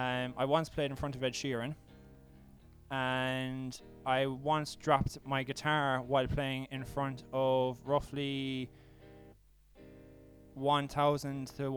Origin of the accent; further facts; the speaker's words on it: Tralee, Munster, Ireland; moved away as an adult; also born or lived in Cork, Ireland; now in Aalborg, Denmark; Anyway, I'm 24, and I'm from County Kerry, Tralee, and I used to be a musician too.